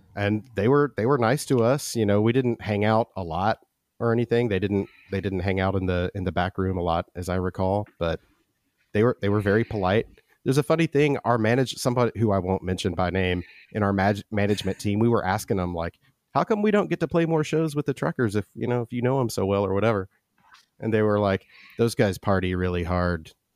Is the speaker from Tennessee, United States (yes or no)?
yes; Memphis, Tennessee, United States; I grew up in Memphis in the eighties and early nineties